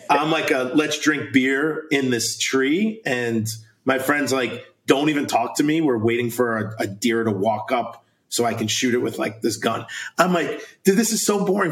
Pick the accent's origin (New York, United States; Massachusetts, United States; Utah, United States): New York, United States; moved away as an adult; also born or lived in Wisconsin; I'm from New York. We played in front of maybe 2,000 people in the state championship